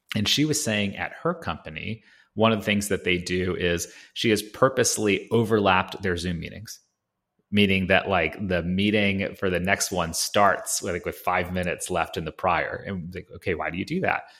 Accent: Atlanta, Georgia, United States; We grew up in Atlanta

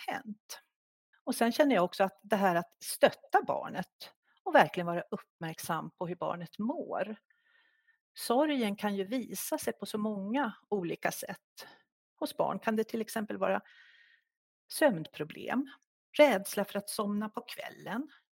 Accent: Stockholm, Stockholm County, Sweden; moved away as an adult; now in Järvsö, Sweden; Vi kommer ursprungligen från Stockholm, men vi ledsnade i början på 90-talet på stressen i Stockholm, så vi drog faktiskt norröver och bor sedan 30 år tillbaka i Järvsö.

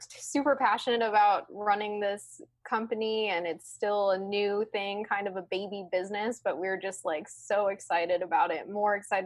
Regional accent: Midwest, United States; I was raised in the Midwest in a very traditional, awesome, loving family

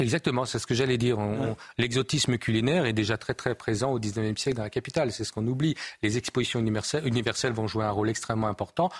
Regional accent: France; nous, en tant que Français

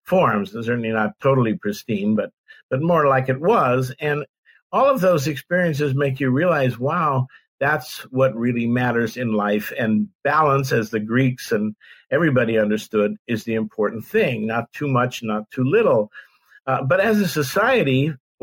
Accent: San Francisco Bay Area, California, United States; I grew up in the San Francisco Bay Area.

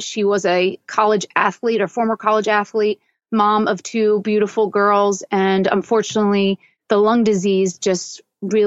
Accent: Newtown Square, Pennsylvania, United States; I grew up in Philadelphia, so in the suburbs of Philadelphia, in a little town called Newtown Square

